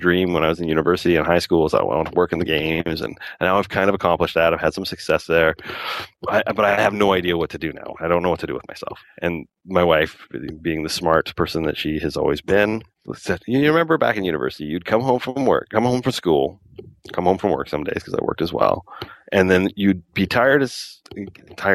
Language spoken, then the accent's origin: English; Calgary, Alberta, Canada; now in Lower Mainland, Canada; I was born in Calgary in Alberta